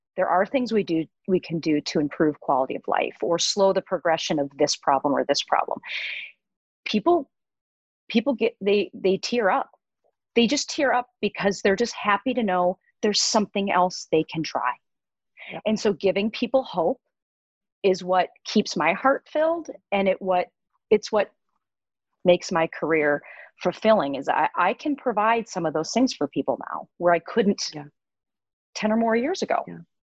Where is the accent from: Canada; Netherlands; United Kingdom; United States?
United States; Midwest; moved away as an adult; also born or lived in Minnesota / Colorado; I was born and raised in the Midwest and um, followed my path and went to veterinary school at the University of Minnesota. So, born and raised here.